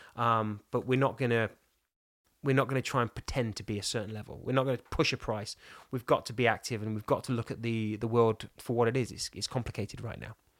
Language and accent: English; England, United Kingdom; I'm English and blonde and pink